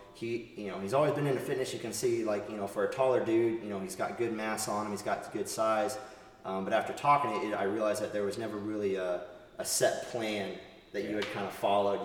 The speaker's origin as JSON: {"language": "English", "region": "Northern Virginia", "country": "United States", "tie": "born or raised there", "also_born_or_lived": "Texas / Southern Arizona", "moved": "as an adult", "said": "I grew up in Northern Virginia"}